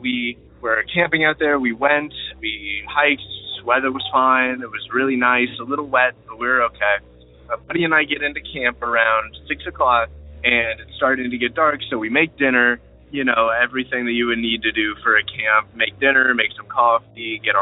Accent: Ohio, United States; I'm from Ohio

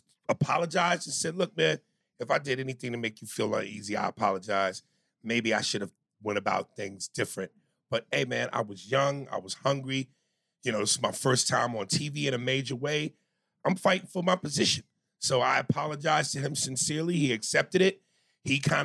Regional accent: New York, United States; I'm from New York

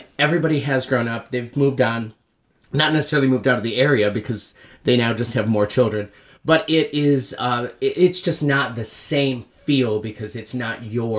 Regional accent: Beaver Falls, New York, United States; I'm from a little town called Beaver Falls, New York. Beaver Falls, New York. It's 45 minutes south of Canada, so it's way up there.

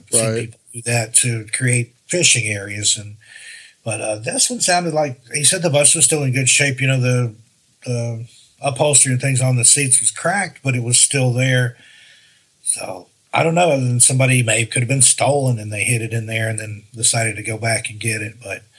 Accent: Great Smoky Mountains, United States; And yeah, you know, I'm from the Smokies. I've seen a lot of black bear and stuff

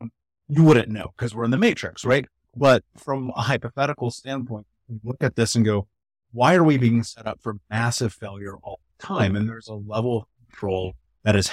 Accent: Midwest, United States; where I came from growing up in the Midwest

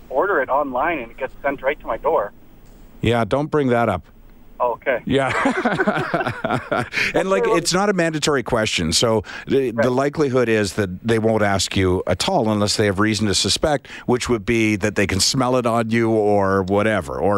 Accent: Canada; I'm from Canada

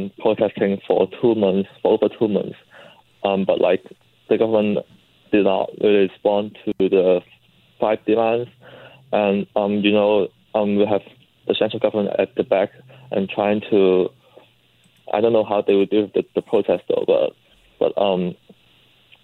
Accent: Hong Kong; now in Vancouver, Canada; I was born and raised there, so it's my home

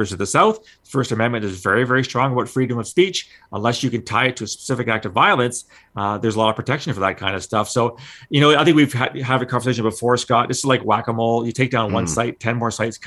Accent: London, Ontario, Canada; growing up in London, Ontario

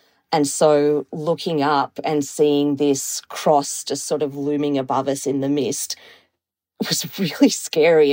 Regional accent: Melbourne, Victoria, Australia; now in Toronto, Canada; I am based in Toronto in Canada, but I'm originally from Australia. I grew up in Melbourne

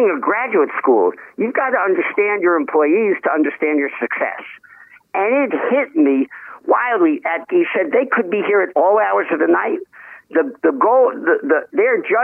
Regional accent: New York City, New York, United States; I was born in the Bronx, went to Bronx Science

